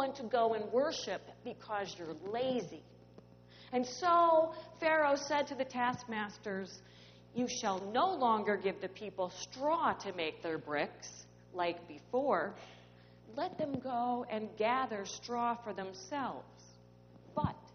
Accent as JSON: {"language": "English", "town": "St. Louis", "region": "Missouri", "country": "United States", "tie": "born or raised there", "said": "I grew up in St. Louis"}